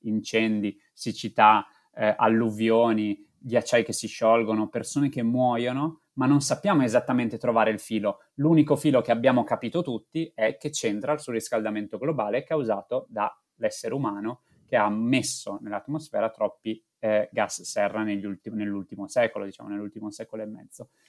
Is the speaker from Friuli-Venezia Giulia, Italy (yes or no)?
yes; Friuli-Venezia Giulia, Italy; da buon friulano